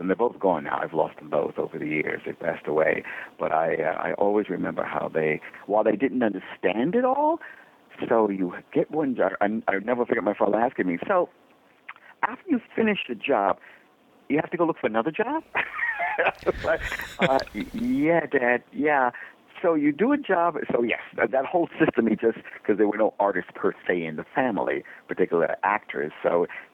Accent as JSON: {"language": "English", "town": "New York City", "region": "New York", "country": "United States", "tie": "born or raised there", "said": "raised two boys in Brooklyn, New York"}